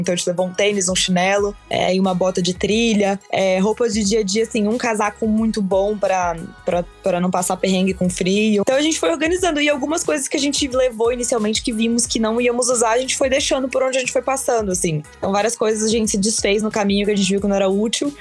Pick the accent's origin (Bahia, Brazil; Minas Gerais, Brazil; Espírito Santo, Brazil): Espírito Santo, Brazil; Vitória; moved away as an adult; also born or lived in São Paulo; Eu sou capixaba de Vitória, Espírito Santo